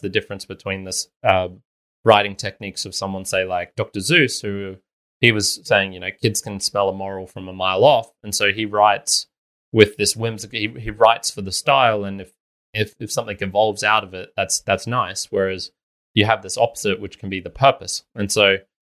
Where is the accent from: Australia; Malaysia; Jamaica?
Australia; I'm not American. We never had those same level of inequalities or things like that here in Australia as they did.